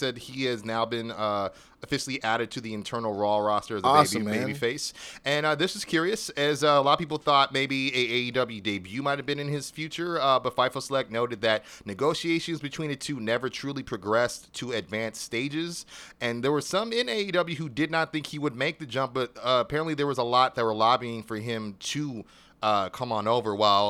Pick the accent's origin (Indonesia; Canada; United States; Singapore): Canada; I love all you, and in case you missed it, I love being Canadian.